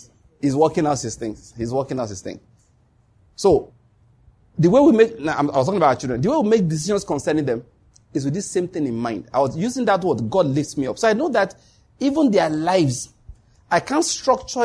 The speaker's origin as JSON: {"language": "English", "region": "Ondo", "country": "Nigeria", "tie": "born or raised there", "said": "I grew up in Ondo State."}